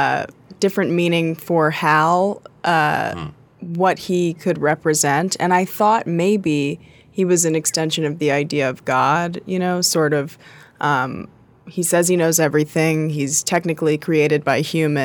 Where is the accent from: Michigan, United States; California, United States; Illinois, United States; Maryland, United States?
California, United States; Los Angeles; I'm from Los Angeles